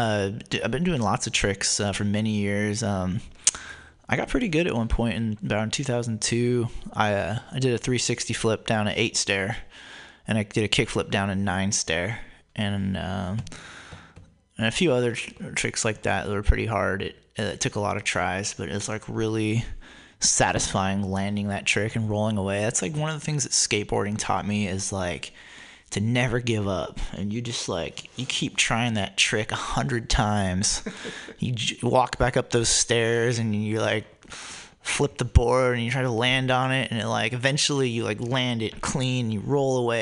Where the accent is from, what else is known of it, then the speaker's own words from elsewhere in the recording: Newark, California, United States; also born or lived in Berkeley, California; I grew up in Silicon Valley in the city of Newark on the southeast side of San Francisco Bay